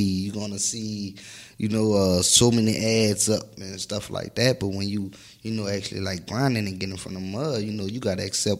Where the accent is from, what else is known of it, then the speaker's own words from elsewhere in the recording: New Orleans, Louisiana, United States; I'm from New Orleans. Ninth Ward, New Orleans.